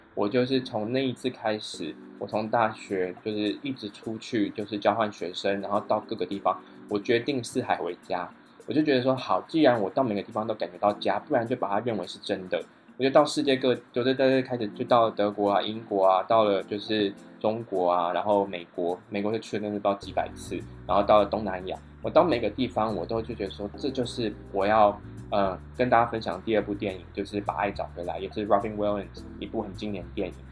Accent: Taiwan; 我忘记我是来自台湾

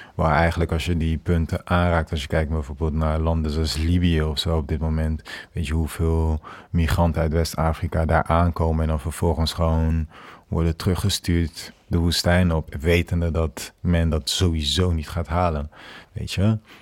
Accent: Kinshasa, DR Congo; now in Netherlands; ik ben toen voor een aantal weken in Kinshasa geweest, mijn geboortestad

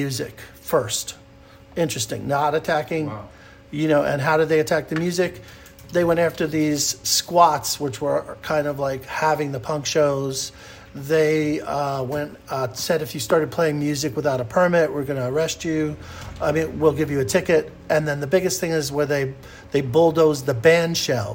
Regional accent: New York City, New York, United States; When I was growing up in New York City, it was an incredible place for music

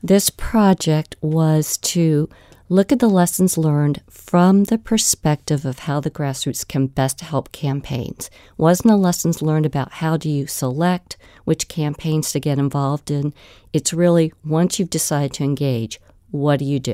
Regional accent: Virginia Beach, Virginia, United States; my hometown of Virginia Beach

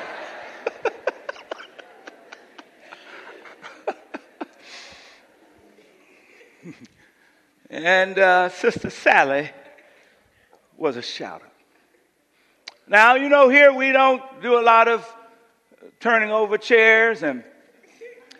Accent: Coushatta, Louisiana, United States; growing up in Coushatta

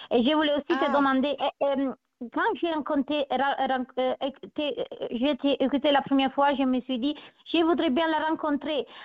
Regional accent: Italy; French is a second language; also born or lived in Brittany; now in Germany; je suis italienne

